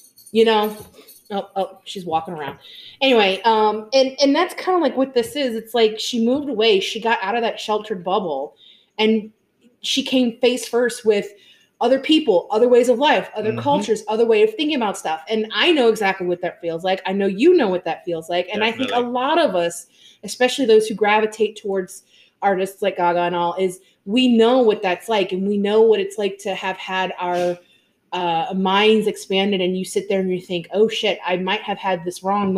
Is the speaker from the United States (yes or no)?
yes; New Orleans, Louisiana, United States; moved away; we came from New Orleans